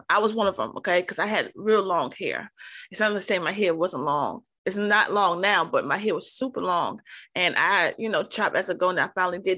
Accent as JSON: {"language": "English", "town": "New York City", "region": "New York", "country": "United States", "said": "I'm originally from New York, okay? Harlem"}